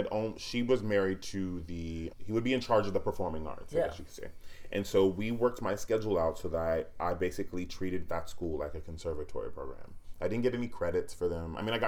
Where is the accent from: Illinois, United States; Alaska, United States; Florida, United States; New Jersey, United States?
Florida, United States; Niceville; moved away as an adult; also born or lived in Oakland, California; I left there when I was 5, moved to Niceville, Florida. And that's really where I call home. When people ask me where I'm from, I say Niceville because I spent from the age of 5 all the way up till college in Niceville.